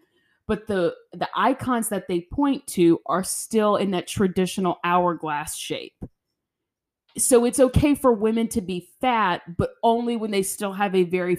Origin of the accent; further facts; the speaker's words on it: the South, United States; It's the disordered eating from growing up in the South.